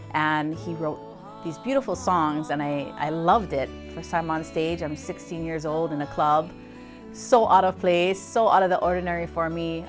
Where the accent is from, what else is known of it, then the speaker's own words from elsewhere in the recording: Hawaii, United States; as a Hawaiian, just continuing to prolong and procure our, our language, our mele, and our history